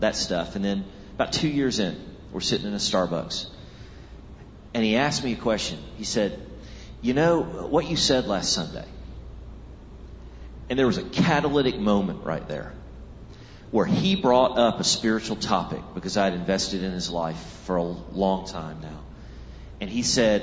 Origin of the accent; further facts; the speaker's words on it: Texas, United States; I grew up in Texas